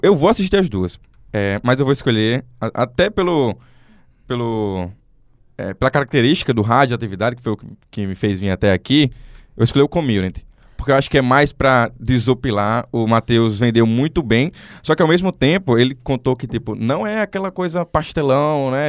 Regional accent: near Porto do Mangue, Rio Grande do Norte, Brazil; Porto do Mangue, só um detalhe, é perto da minha cidade, de onde eu nasci

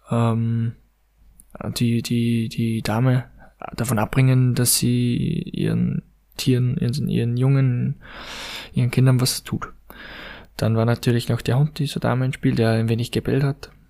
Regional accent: Austria; Ich bin ja ein Mensch, ich komme aus Österreich und ich bin sozusagen in den Bergen äh, aufgewachsen

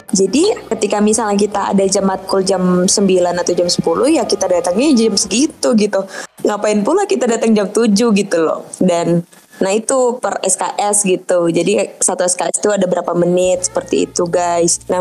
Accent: Medan, North Sumatra, Indonesia; apalagi saya orang Medan gitu ketika saya kesini ya kultur shocknya gede banget kayak biasa kita bilang kau jadi kamu gitu

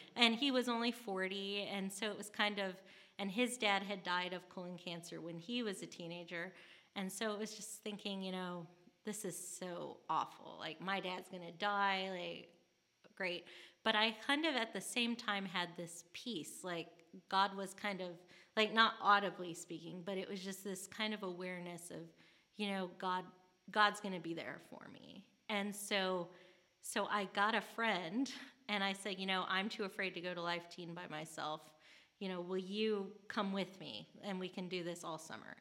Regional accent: St. Louis, Missouri, United States; also born or lived in St. Charles, Missouri; now in Birmingham, United States; I was born and raised in St. Louis, Missouri

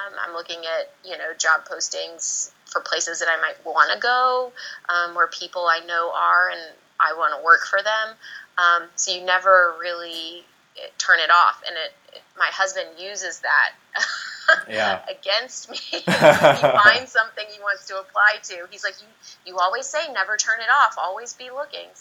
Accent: Virginia, United States; moved away as an adult; also born or lived in Georgia; I'm from Virginia. My family's still in Virginia

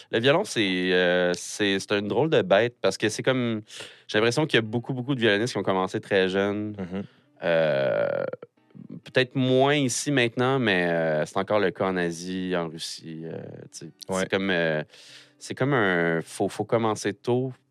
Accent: Tracy, Quebec, Canada; born there; Je suis, né à Tracy, en fait. tu sais, comme quand tu dis je viens de Sorel, c'est comme.

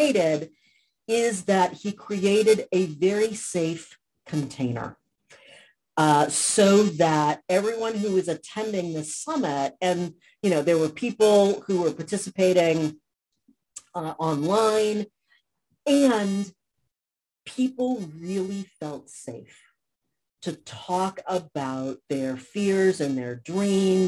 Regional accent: Cambridge, Massachusetts, United States; also born or lived in New Orleans, Louisiana; now in Southern California, United States; I grew up in Cambridge, Massachusetts

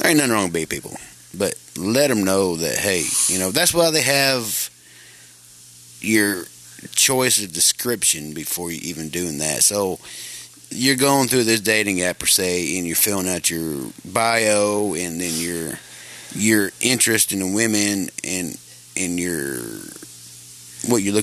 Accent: Arkansas, United States; Here I am in my hometown

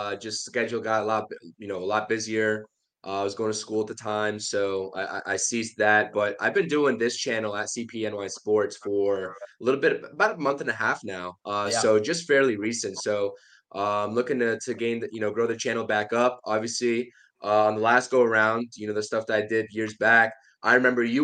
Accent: New York City, New York, United States; I'm from Queens originally

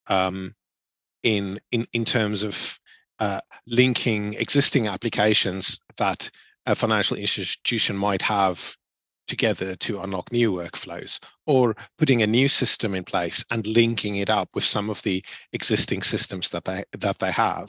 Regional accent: Cape Town, Western Cape, South Africa; moved away as an adult; now in United Kingdom; I grew up in Cape Town in South Africa. I studied there. My first job was there.

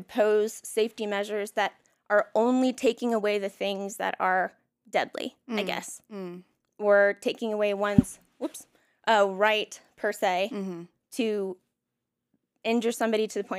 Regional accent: the South, United States; I mean, again, I was raised in the South.

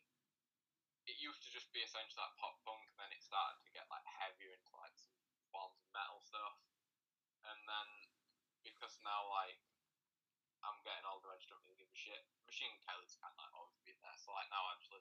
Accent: Rotherham, Yorkshire and the Humber, United Kingdom; I was born in Rotherham, and I still live in Rotherham

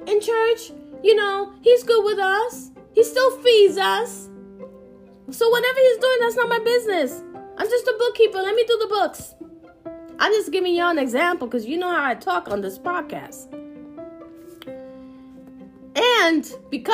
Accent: Puerto Rico; I'm Puerto Rican

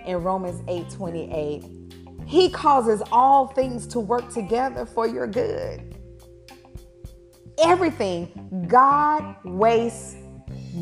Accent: Alabama, United States; I grew up in Alabama

